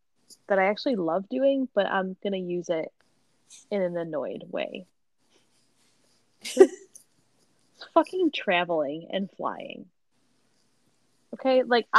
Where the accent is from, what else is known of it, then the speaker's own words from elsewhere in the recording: Buffalo, New York, United States; I'm like so from Buffalo